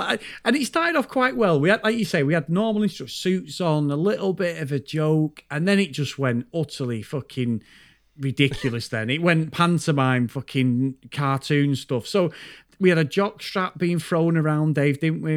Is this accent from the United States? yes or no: no; United Kingdom; we're from the U K